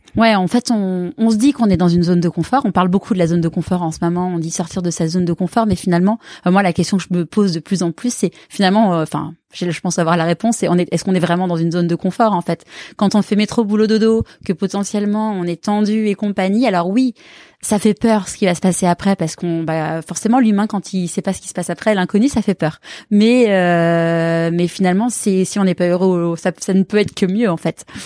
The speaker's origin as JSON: {"language": "French", "country": "France", "said": "on est français"}